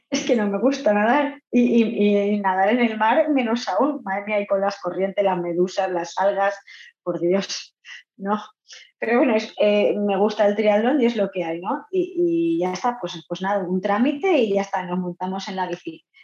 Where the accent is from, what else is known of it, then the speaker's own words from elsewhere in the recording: Argentina; Yo vengo de Argentina y decido pues probar en el triatlón